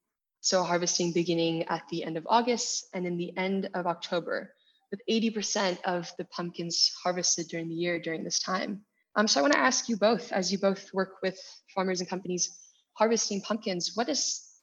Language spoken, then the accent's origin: English; United States; I grew up in the United States, and Halloween is a huge holiday